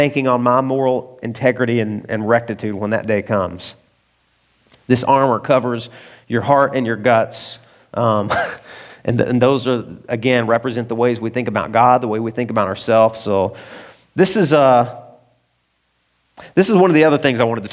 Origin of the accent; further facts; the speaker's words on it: the South, United States; I grew up in the South